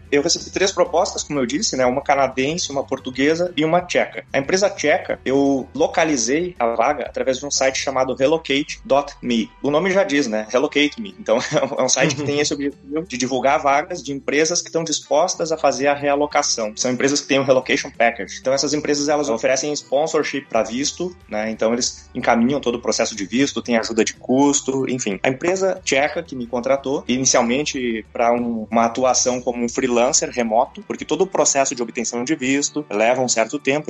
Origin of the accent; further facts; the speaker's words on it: Rio Grande do Sul, Brazil; moved away as an adult; now in Prague, Czech Republic; eu sou gaúcho, né? Para quem não sabe, o gaúcho é o nativo do Rio Grande do Sul.